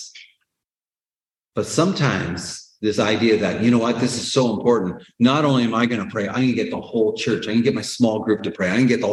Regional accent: Canada; born or raised there

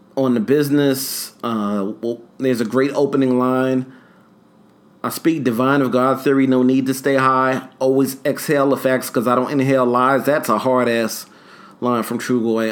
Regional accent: New York City, New York, United States; moved away; also born or lived in Long Island; There's a place called Harlem, New York, which is where I'm from

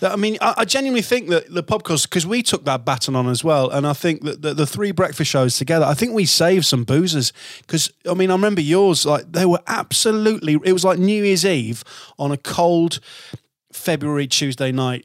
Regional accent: Hull, Yorkshire and the Humber, United Kingdom; my hometown

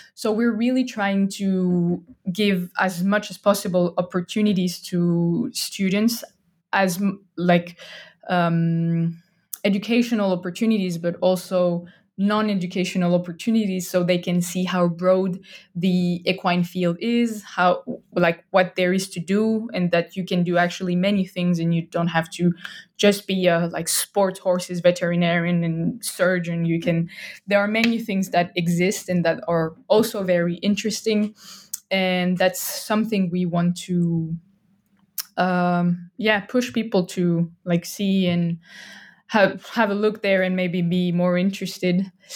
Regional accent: France; English is a second language; moved away as an adult; now in Estonia; I'm originally from France. I'm not Estonian.

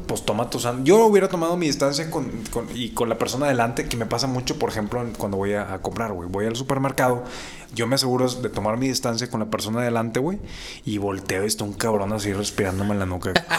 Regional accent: Monterrey, Nuevo León, Mexico; como buen regio

